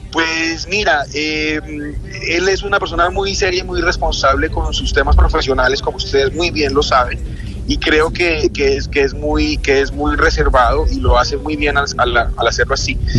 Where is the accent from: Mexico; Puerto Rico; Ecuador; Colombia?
Colombia; siempre que represente los colores de nuestro país